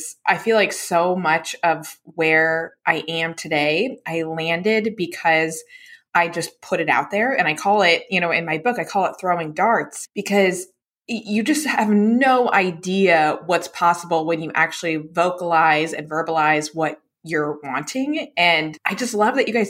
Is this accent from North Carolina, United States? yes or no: yes; Charlotte, North Carolina, United States; I grew up in right outside of Charlotte, North Carolina